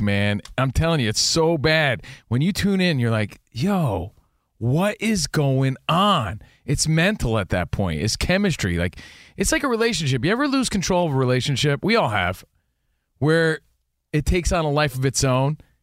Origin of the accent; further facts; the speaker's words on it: East Coast, United States; now in Los Angeles, United States; we're from the East Coast